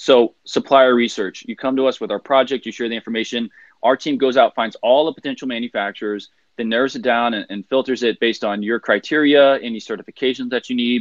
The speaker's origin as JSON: {"language": "English", "country": "United States", "moved": "as an adult", "lives_now": "China", "said": "as an American in China, working for a Chinese factory"}